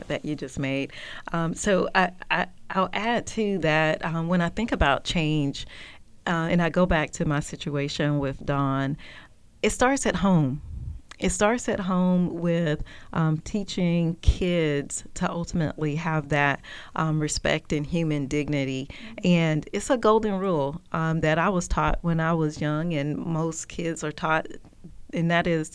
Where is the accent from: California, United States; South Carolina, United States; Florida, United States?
South Carolina, United States; being a young kid growing up in South Carolina